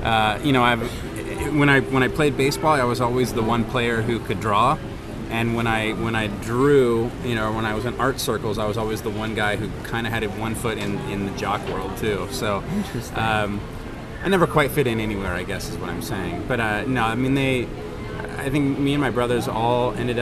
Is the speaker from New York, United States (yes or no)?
no; Orange County, California, United States; I grew up here in Orange County